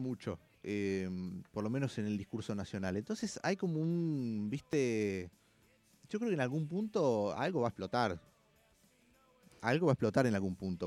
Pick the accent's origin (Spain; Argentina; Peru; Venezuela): Argentina; Villa Carlos Paz, Córdoba; now in Buenos Aires, Argentina; de Carlos Paz, que es de donde soy